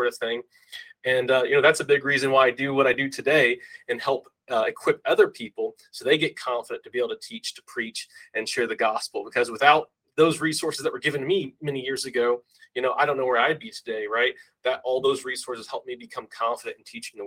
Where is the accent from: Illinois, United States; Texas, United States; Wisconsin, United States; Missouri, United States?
Texas, United States; Harlingen; also born or lived in Colorado; my hometown in Harlingen, Texas